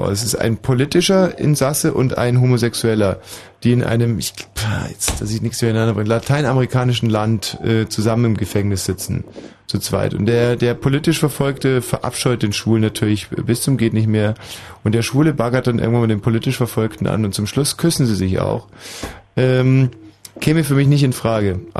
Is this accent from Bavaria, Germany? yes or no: yes; Munich, Bavaria, Germany; born there; Aber ich bin in München-Pasing geboren.